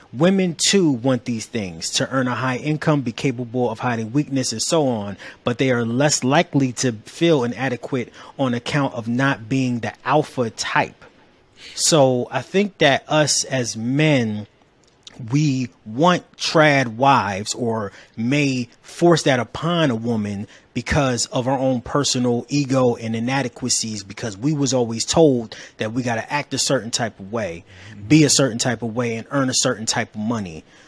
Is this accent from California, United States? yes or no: no; Cleveland, Ohio, United States; now in Atlanta, United States; we relocated from Cleveland, Ohio to Atlanta.